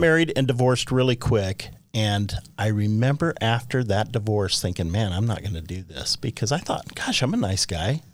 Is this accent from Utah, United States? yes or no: yes; Orem, Utah, United States; I grew up on the Provo River.